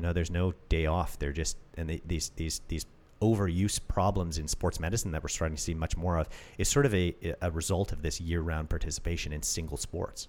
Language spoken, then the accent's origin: English; Canada; I'm Canadian